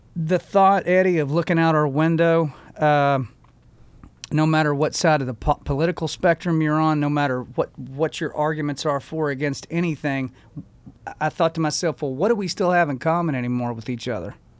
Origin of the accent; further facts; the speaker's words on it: United States; as an American